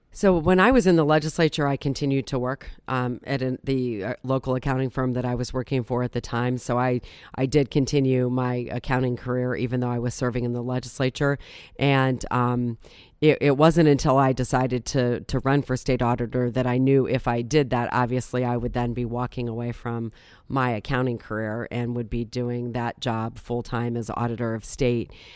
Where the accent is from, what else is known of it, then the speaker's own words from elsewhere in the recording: Akron, Ohio, United States; also born or lived in Green, Ohio; I was born and raised in Akron, and essentially I've lived in the region, uh, the, my entire life.